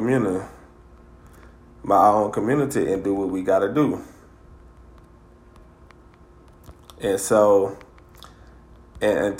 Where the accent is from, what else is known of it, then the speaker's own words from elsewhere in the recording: Greenville, Alabama, United States; now in Montgomery, United States; my hometown of Greenville